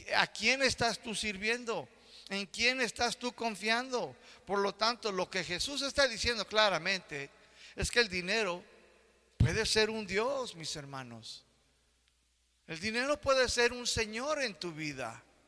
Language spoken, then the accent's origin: Spanish; United States; now in Mexico; Yo que crecí en Estados Unidos